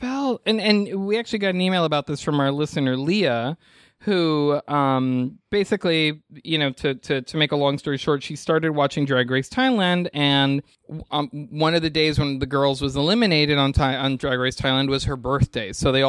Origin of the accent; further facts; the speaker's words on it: New York, United States; I mean, I wasn't bothered by it, and I'm a New Yorker